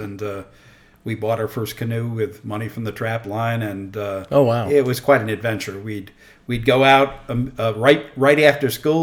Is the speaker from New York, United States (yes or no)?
yes; upstate New York, United States; moved away as an adult; now in Virginia, United States; I grew up in upstate New York, between the Adirondack Mountains and the Catskill Mountains, in the river valley there